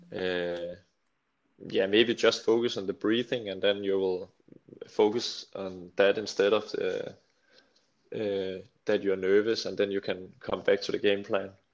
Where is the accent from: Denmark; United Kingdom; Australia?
Denmark; a little town near Slagelse, between Slagelse and Holbæk, Zealand; I come from a little town called Gianelund near Slagelse. It's between Slagelse and uh, Holbæk.